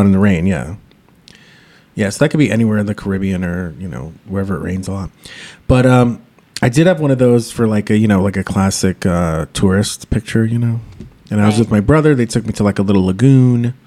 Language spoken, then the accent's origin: English; New York City, New York, United States; technically, I'm a New Yorker, and more culturally, I'm a New York City boy.